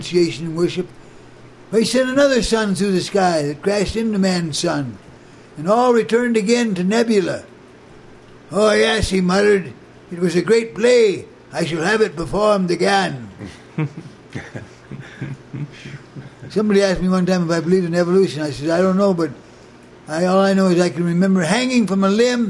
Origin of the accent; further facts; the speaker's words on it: Muskegon, Michigan, United States; now in Boulder, United States; I was born in Muskegon, Michigan